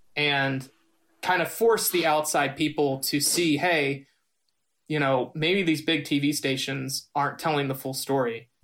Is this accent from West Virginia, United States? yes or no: yes; Ritchie County, West Virginia, United States; me growing up in Ritchie County